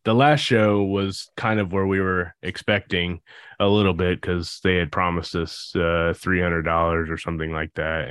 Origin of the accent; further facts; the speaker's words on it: Indianapolis, Indiana, United States; We're from Indy